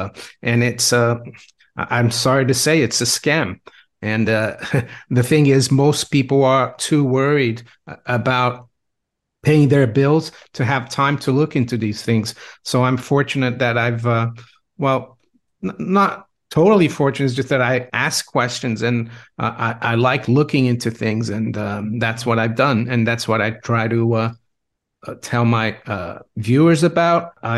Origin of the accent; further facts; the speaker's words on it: Brazil; English is a second language; now in United Kingdom; Well, I grew up in Brazil, where we had a lot of inflation, so I was always interested in money. I've been in the UK since 1992.